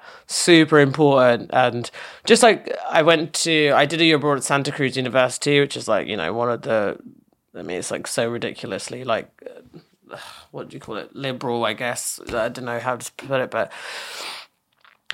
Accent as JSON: {"language": "English", "region": "England", "country": "United Kingdom", "tie": "born or raised there", "moved": "as an adult", "lives_now": "New York, United States", "said": "growing up in England"}